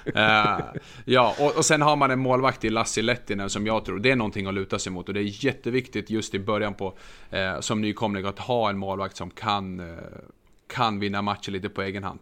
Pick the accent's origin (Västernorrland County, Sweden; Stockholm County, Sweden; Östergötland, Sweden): Västernorrland County, Sweden; Örnsköldsvik; now in southern Sweden; jag är faktiskt född i Övik